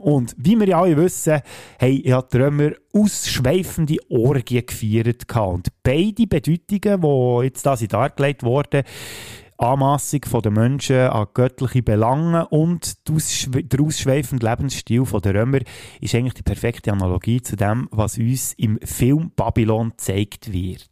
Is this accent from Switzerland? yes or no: yes; Switzerland; bei uns in der Schweiz